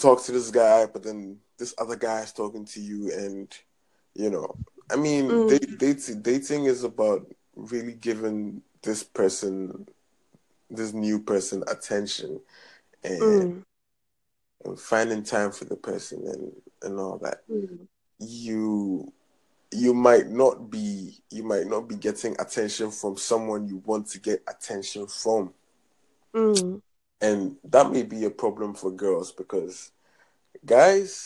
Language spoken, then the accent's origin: English; Ghana; I'm from Ghana, West Africa.